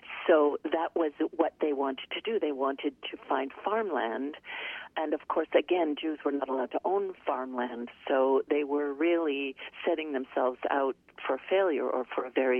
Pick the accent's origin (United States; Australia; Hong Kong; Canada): Canada; I grew up in Canada, but every summer we would visit New York